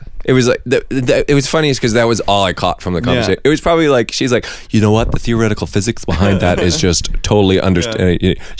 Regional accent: Vancouver, British Columbia, Canada; So we're from Vancouver. For those of you guys who don't know, Vancouver, beautiful British Columbia.

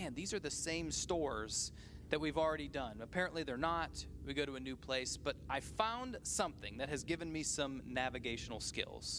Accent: United States; I am an American

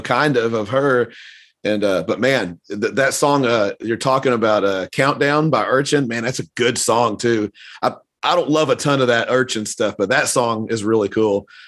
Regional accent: the South, United States; I grew up in the South

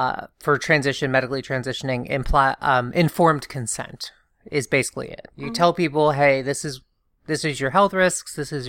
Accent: the South, United States; I grew up in the South. We were evangelical.

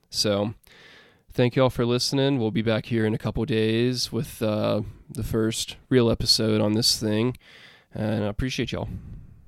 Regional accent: Alabama, United States; I am from Alabama

